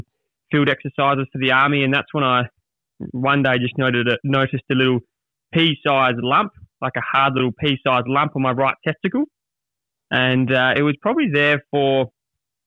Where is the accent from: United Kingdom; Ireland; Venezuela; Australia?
Australia; Adelaide, South Australia; I was back at my hometown in Adelaide